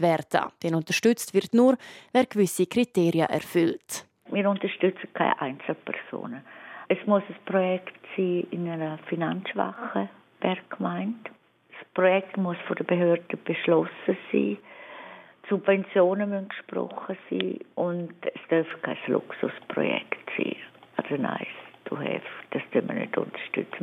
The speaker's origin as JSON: {"language": "German", "region": "Graubünden", "country": "Switzerland", "said": "als Bündnerin"}